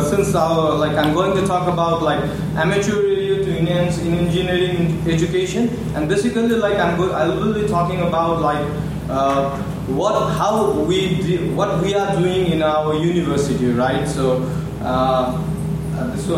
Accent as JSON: {"language": "English", "country": "Nepal", "said": "I come from Nepal"}